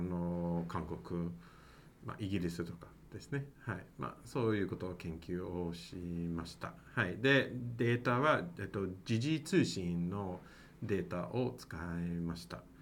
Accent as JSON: {"language": "Japanese", "town": "Mississauga", "region": "Ontario", "country": "Canada", "also_born_or_lived": "Osaka, Japan", "second_language": "Japanese", "moved": "as an adult", "lives_now": "Nagoya, Japan", "said": "私はカナダから参りましたそうですね私はトロント、えーと、東の方ですねまあカナダ、まあ、本当にトロントではなくて、まあ、トロントのちょっと外の町、えーと、とミセサーガー市という市なんですが"}